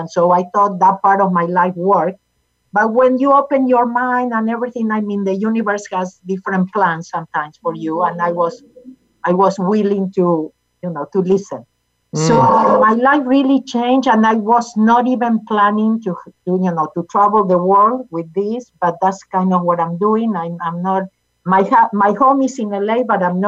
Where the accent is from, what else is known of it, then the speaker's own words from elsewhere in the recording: Argentina; English is a second language; now in United States; I was born in Argentina.